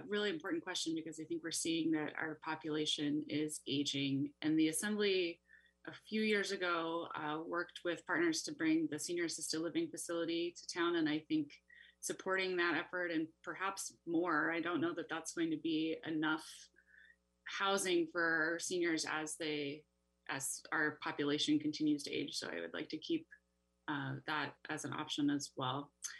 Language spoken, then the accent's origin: English; Petersburg, Alaska, United States; moved away as an adult; now in Juneau, United States; I was born and raised in Petersburg, and I moved to Juneau 8.5 years ago to work for the state.